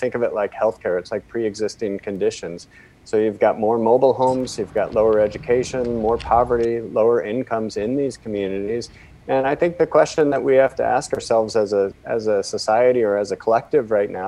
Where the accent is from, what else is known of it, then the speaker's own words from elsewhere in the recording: Portland, Oregon, United States; I grew up here in the Pacific Northwest in Portland